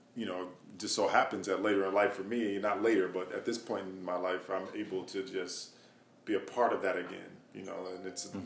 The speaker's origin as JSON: {"language": "English", "town": "Madison", "region": "Wisconsin", "country": "United States", "said": "I'm from Madison, Wisconsin, a small town in the Midwest"}